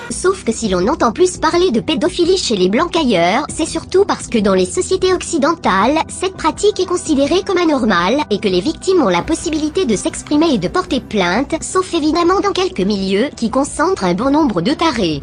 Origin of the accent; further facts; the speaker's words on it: France; je suis né en France j'ai grandi en France